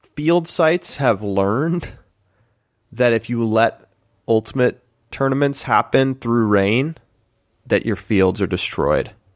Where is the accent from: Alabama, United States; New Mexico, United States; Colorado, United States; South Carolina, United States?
New Mexico, United States; having grown up in New Mexico